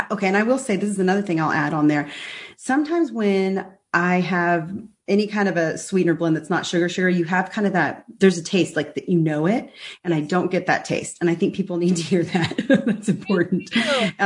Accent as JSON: {"language": "English", "region": "Texas", "country": "United States", "also_born_or_lived": "Dallas", "said": "We Texans"}